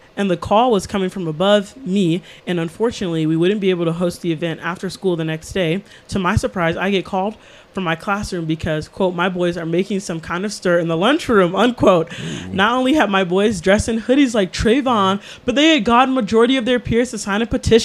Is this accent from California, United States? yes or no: no; Chicago, Illinois, United States; Chicago, my hometown.